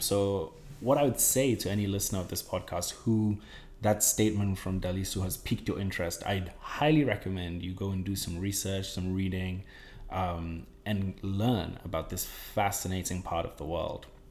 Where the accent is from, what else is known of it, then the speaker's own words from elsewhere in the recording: Ghana; growing up in Ghana